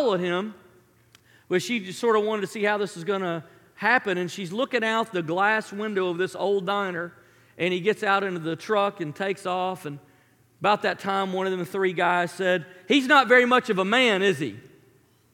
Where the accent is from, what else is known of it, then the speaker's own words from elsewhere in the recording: Memphis, Tennessee, United States; I grew up in Memphis